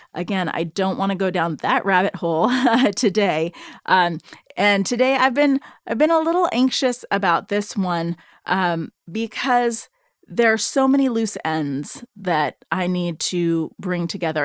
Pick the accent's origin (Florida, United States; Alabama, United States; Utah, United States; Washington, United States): Washington, United States; Seattle; I'm from Seattle. I live in, I'm living in the Seattle area